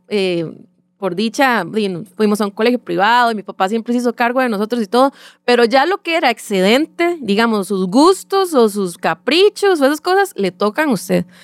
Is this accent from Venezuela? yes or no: no; Sabanilla, San José, Costa Rica; soy eh, nacida y crecida en Sabanilla, Montedioca